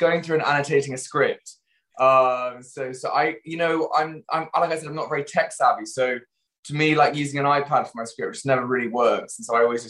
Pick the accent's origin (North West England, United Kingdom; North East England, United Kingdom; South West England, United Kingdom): South West England, United Kingdom; Stroud; I grew up in the Cotswolds, in a town called Stroud, which is very small